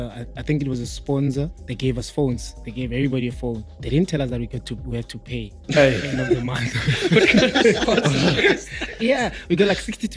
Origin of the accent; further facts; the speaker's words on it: Soweto, Gauteng, South Africa; also born or lived in Polokwane; I'm from Soweto